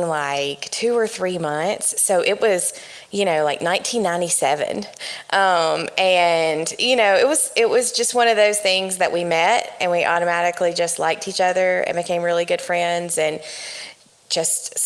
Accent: the South, United States; moved away as an adult; also born or lived in Alabama / Washington, D.C. / Sri Lanka; I am a Southern girl, born and raised in the South.

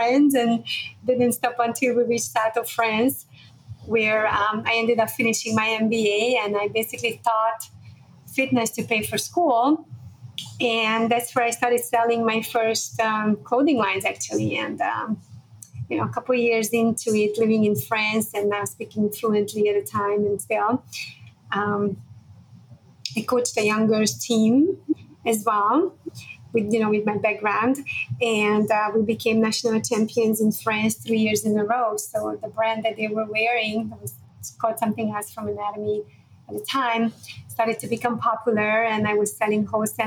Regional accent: Budapest, Hungary; moved away; I was born in Budapest, Hungary in 1976

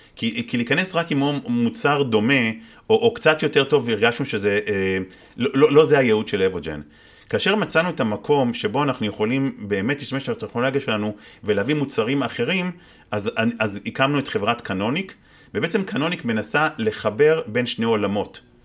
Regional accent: Israel

